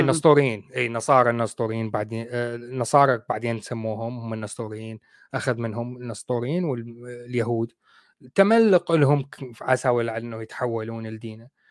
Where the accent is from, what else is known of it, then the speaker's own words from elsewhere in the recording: Iraq; عندنا بالعراق